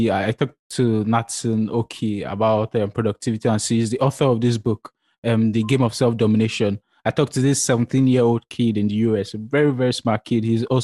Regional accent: Nigeria; I'm 21. I'm from Nigeria

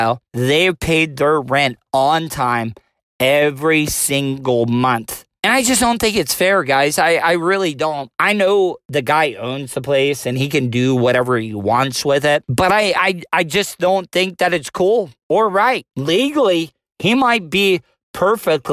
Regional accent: DeLeon Springs, Florida, United States; born and raised in DeLeon Springs, Florida

